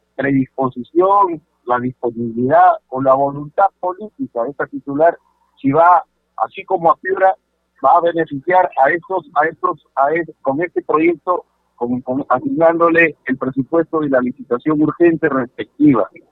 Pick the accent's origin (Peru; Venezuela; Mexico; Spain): Peru; Sechura, Piura; Yo soy de Sechura